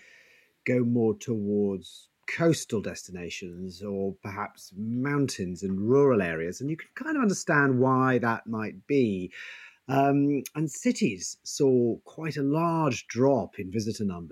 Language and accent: English; London, United Kingdom; moved away; I was brought up in London. I know it extremely well